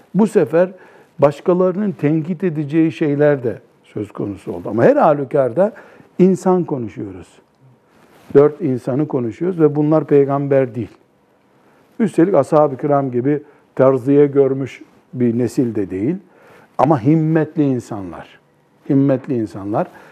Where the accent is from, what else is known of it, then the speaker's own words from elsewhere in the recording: Black Sea Region, Turkey; bizim Karadeniz'de yaygın bir deyimdir